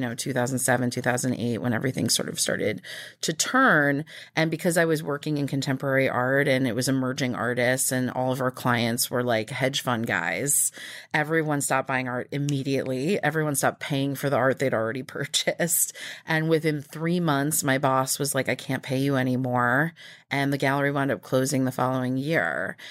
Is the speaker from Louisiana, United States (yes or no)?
no; Nassau County, Long Island, New York, United States; also born or lived in New Mexico; I was born in New Mexico, but we moved to New York when I was two. And I grew up out in Nassau County